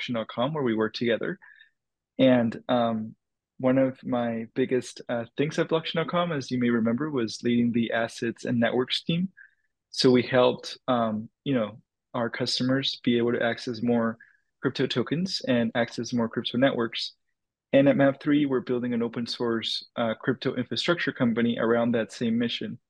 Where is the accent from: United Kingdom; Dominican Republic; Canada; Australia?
Dominican Republic; moved away; I grew up in the Dominican Republic